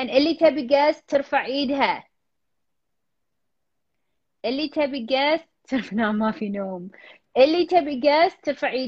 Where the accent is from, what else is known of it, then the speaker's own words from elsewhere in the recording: Iraq; من العراق